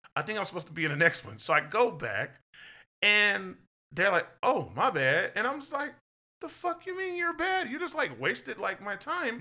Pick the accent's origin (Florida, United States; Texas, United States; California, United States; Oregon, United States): Texas, United States; I'm from Texas